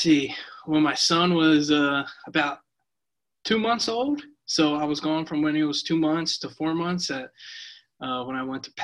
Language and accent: English; East Lansdowne, Pennsylvania, United States; moved away; I'm from Philadelphia, Pennsylvania, specifically East Lansdowne, which is about 5 minutes from West Philadelphia